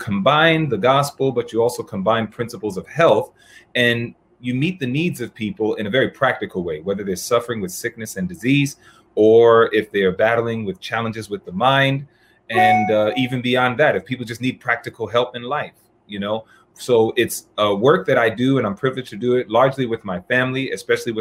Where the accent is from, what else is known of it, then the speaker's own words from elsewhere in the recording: New York City, New York, United States; I was born and raised in New York, Hollis, Queens, New York.